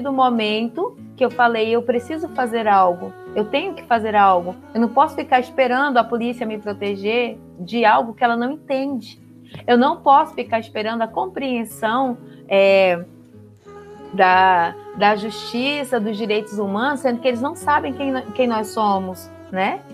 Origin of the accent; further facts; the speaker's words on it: Porto Velho, Rondônia, Brazil; Eu sou do norte, sou de Porto Velho, Rondônia. Eu nasci em Porto Velho, Rondônia, nasci na beira do rio